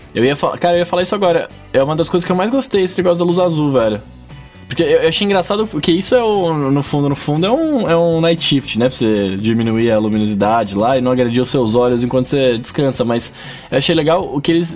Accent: São Paulo, Brazil; eu sou de São Paulo

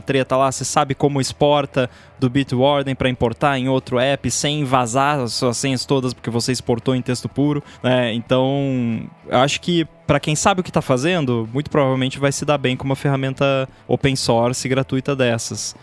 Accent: Rio Grande do Sul, Brazil; moved away; also born or lived in Canada; só eu ali do Rio Grande do Sul

